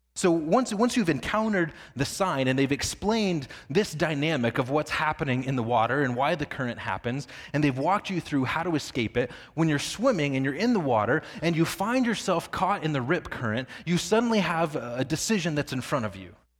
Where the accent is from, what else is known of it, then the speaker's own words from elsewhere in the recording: Northwest Indiana, United States; I grew up in Northwest Indiana